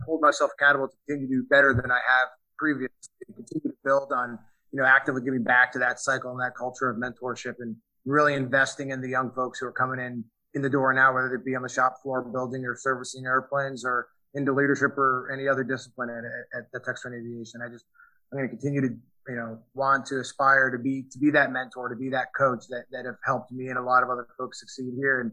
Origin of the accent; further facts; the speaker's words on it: New York City, New York, United States; also born or lived in Connecticut; I grew up on the East Coast, in New York State and Connecticut. I'm from New York City originally